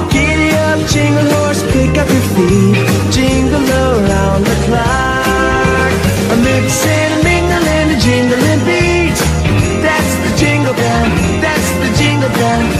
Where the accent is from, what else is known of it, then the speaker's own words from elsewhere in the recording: Balcheta, Río Negro, Argentina; de Balcheta